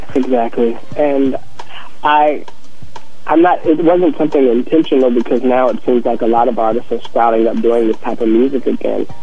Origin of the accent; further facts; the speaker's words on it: North Carolina, United States; moved away; also born or lived in Hawaii / Washington, D.C.; my childhood growing up in the South